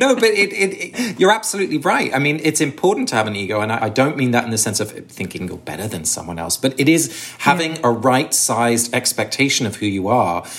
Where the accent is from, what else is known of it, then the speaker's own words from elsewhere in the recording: Sussex, South East England, United Kingdom; I grew up in England. I was born and raised in Sussex, but my parents are both Dutch